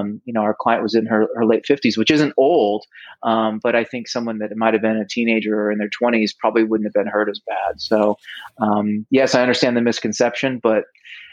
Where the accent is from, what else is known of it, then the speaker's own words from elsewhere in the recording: Midwest, United States; moved away as an adult; also born or lived in Cayman Islands; now in California, United States; I grew up in the Midwest, about as far away from the ocean as you could be